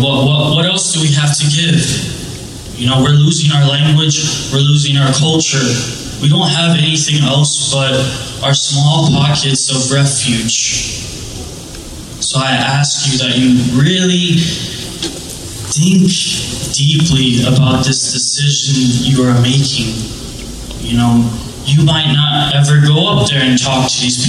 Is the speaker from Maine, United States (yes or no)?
no; Miami, Florida, United States; I'm from Miami, Florida.